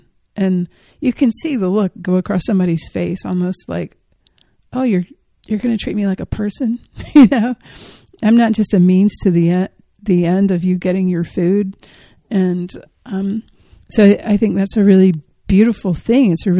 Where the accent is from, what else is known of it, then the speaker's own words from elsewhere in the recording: Georgia, United States; I'm from Georgia